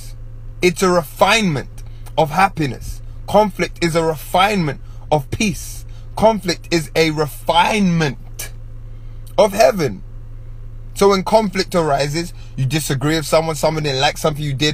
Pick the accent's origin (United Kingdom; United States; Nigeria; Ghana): United Kingdom; England; growing up in England and growing up in Caribbean households